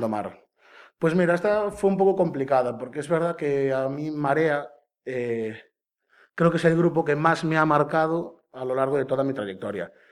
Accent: Caldas de Reis, Galicia, Spain; de Caldas de Reis, eh, nací allí, viví allí toda mi vida

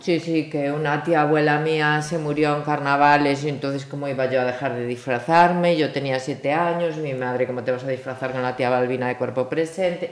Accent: Galicia, Spain; yo soy gallega de pura cepa

